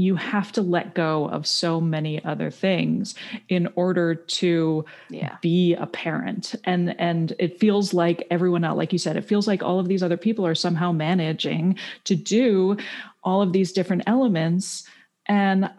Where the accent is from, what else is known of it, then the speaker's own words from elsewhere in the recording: Canada; I grew up in Canada, so you don't have to take SATs or anything